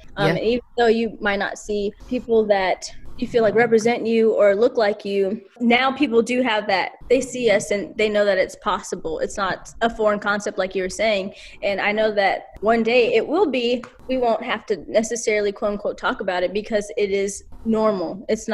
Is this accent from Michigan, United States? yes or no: no; Alabama, United States; also born or lived in Alaska; So I was born in Alaska. My parents are veterans. My mom and dad were in the Army for 10 years. My bonus dad, a Marine for 20 years. When I was 5, we moved to Alabama